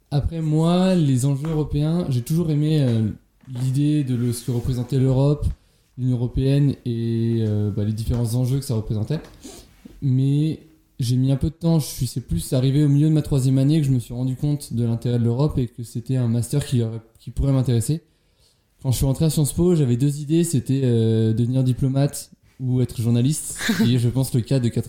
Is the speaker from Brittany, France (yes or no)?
yes; Brittany, France; je suis en cinquième année, donc en deuxième année du master gouvernance européenne, et je viens bah, de Bretagne.